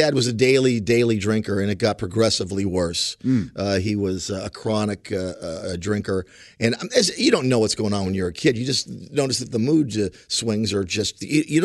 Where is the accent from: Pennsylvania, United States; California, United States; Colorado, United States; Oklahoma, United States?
Pennsylvania, United States; Wilkes-Barre; also born or lived in South Bend, Indiana / Chicago, Illinois; at the age of 4 or 5, I went back to where my dad is from in Wilkes-Barre, Pennsylvania.